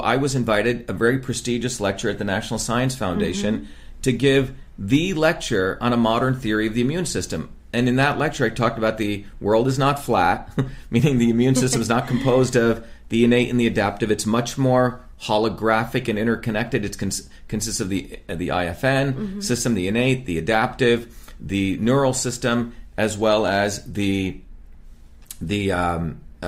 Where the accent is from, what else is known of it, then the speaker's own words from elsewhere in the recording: Paterson, New Jersey, United States; also born or lived in Clifton, New Jersey / Parsippany, New Jersey / Livingston, New Jersey; I grew up in Patterson, which was primarily African American